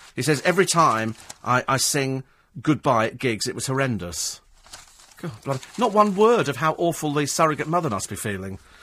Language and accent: English; England, United Kingdom; We're English